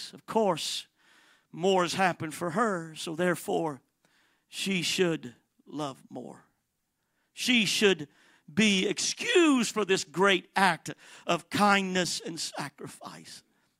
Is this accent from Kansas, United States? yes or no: no; San Bernardino, California, United States; also born or lived in Miami; I was born in Miami, Florida, but we had family here in San Bernardino, California. So shortly after I was born, we made the trek all the way from Miami to San Bernardino, and there we lived a short time